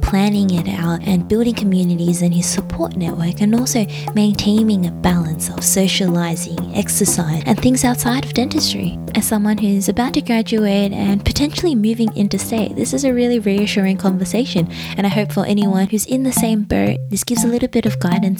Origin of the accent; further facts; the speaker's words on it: Melbourne, Victoria, Australia; moved away as an adult; now in Sydney, Australia; And I also moved for uni as well. I moved from Melbourne to Sydney